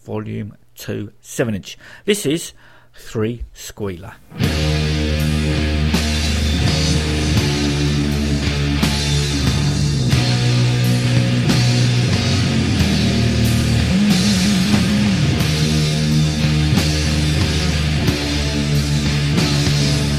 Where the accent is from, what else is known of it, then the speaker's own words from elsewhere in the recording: Croydon, London, United Kingdom; Growing up in Croydon during the 70s and 80s